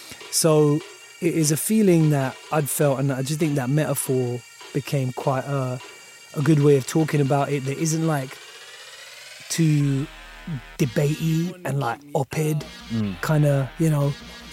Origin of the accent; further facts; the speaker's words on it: United Kingdom; as a British person, as a British person of colour.